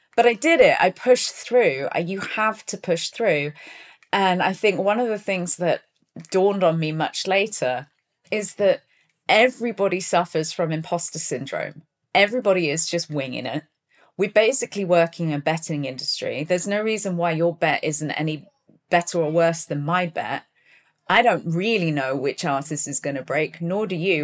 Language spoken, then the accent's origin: English; Plymouth, South West England, United Kingdom; moved away; also born or lived in Taunton, Somerset / London; when I was four, we moved down to Plymouth in Devon. So I grew up in, in Plymouth, which is a seaside port